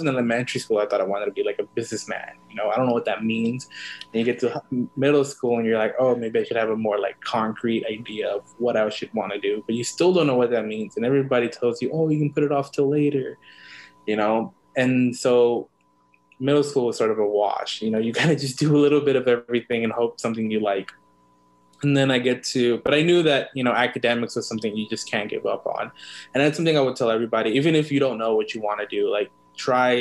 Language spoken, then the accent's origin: English; Los Angeles, California, United States; I was born in East LA and I was raised in South Central Los Angeles. So I was in SoCal native, born and raised there